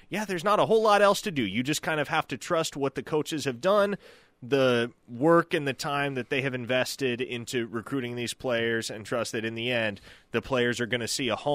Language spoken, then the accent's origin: English; Chickasha, Oklahoma, United States; I grew up in Chickasha. I grew up in Chickasha school.